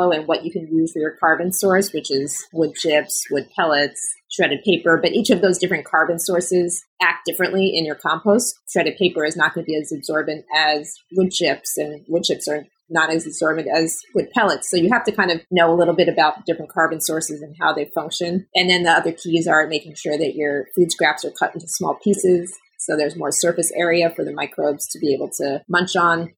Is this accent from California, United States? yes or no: no; New York City, New York, United States; I'm from New York City